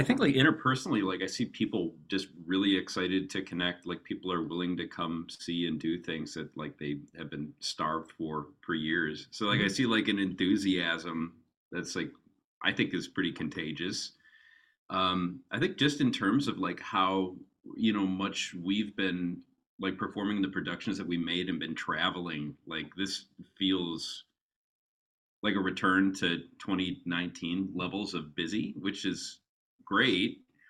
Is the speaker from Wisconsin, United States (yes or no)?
yes; Wisconsin, United States; And I grew up in southern Wisconsin.